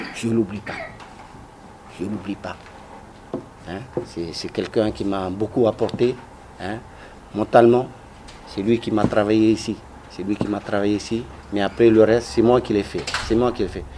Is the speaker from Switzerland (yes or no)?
no; French Polynesia; moved away; also born or lived in France; chez nous à Mataya